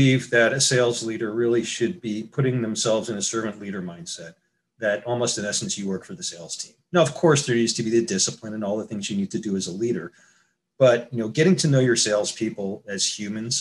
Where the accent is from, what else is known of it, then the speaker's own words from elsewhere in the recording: New York, United States; moved away as an adult; now in San Diego, United States; I grew up in New York and moved out to California 30 years ago